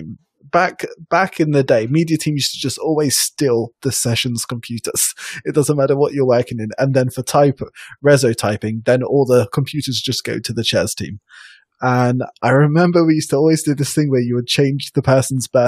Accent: United Kingdom; I'm a Brit from EYP France

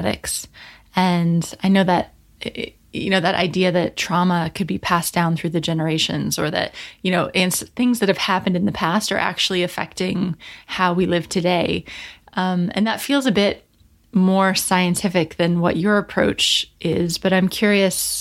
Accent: United States; I grew up in America and my ancestry is very Northern European.

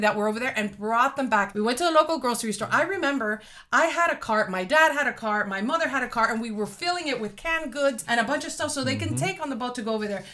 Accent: Miami, Florida, United States; moved away as an adult; now in Georgia, United States; born and raised in Miami. I raised my kids in Miami, and um, we're really 305 people

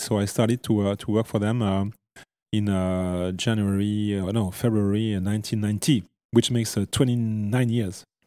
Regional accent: Vallée de Joux, French part of Switzerland, Vaud, Switzerland; I was born in the French part of Switzerland and, uh, in the Vallée des Joues, the cradle of, uh, fine watchmaking

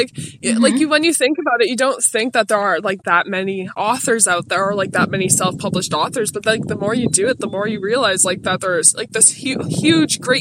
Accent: Ontario, Canada

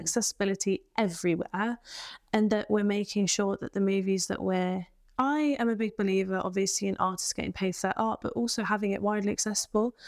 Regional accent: England, United Kingdom; accent: English; My accent is English

